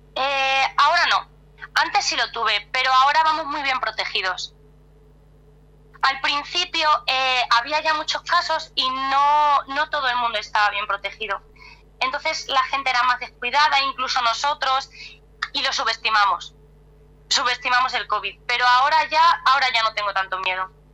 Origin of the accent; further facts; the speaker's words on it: Cáceres, Extremadura, Spain; now in Madrid, Spain; yo no soy de Madrid, soy de Cáceres, que es otra ciudad un poco más alejada, que está como a dos horas de aquí, pero llevo ya muchos años aquí en Madrid